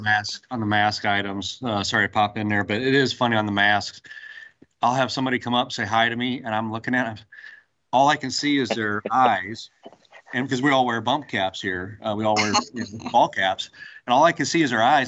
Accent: Central Illinois, United States; moved away as an adult; now in Texas, United States; I'm originally from Central Illinois, worked in Central Illinois for Caterpillar, came down to Texas

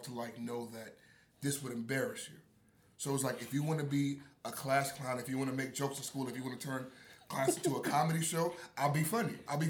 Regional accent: North Miami, Florida, United States; growing up in South Florida, so I grew up in North Miami.

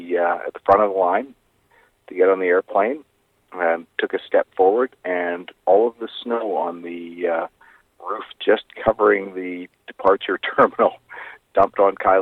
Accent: Edmonton, Alberta, Canada; moved away; also born or lived in Robson Valley, British Columbia; I may have been born and raised in Edmonton, but I spent a significant time in the Robson Valley and around Valmont in my time.

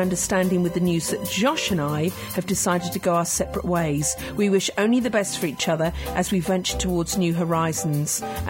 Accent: Scotland, United Kingdom; But it's the one and only time being Scottish.

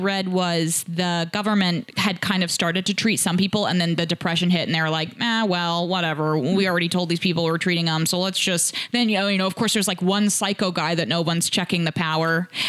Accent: Indianapolis, Indiana, United States; I'm actually from Indianapolis

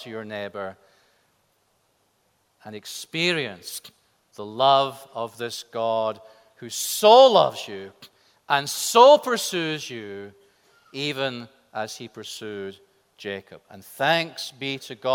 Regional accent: Scotland, United Kingdom; my home country of Scotland

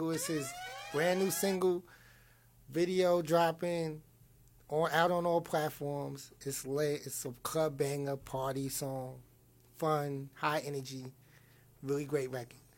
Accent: Queens, New York, United States; now in Arizona, United States; I'm from Queens, New York.

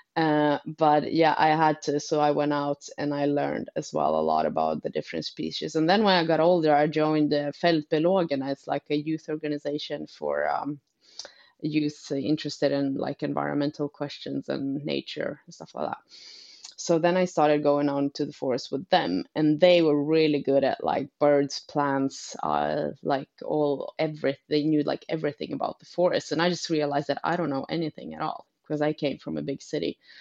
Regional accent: Umeå, Västerbotten County, Sweden; moved away; also born or lived in Uppsala; I'm from Umeå myself up north

